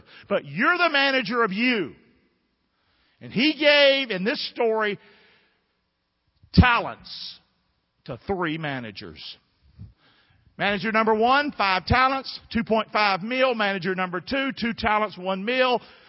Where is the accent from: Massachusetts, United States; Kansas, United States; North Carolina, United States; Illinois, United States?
North Carolina, United States; Rockingham; Some of y'all grew up in the big city. I grew up in Rockingham. We're just different people.